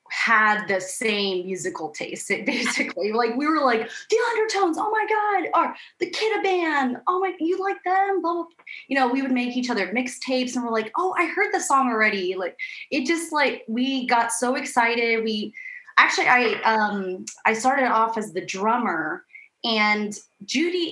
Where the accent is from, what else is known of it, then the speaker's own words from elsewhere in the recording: Seattle, Washington, United States; moved away as an adult; now in New York, United States; I'm actually from Seattle. So I moved to New York in 2003